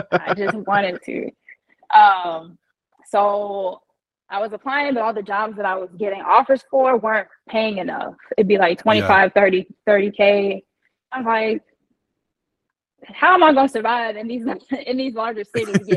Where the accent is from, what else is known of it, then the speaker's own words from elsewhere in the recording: Midwest, United States; being born and raised in the Midwest, like being there my whole life, I didn't know anything else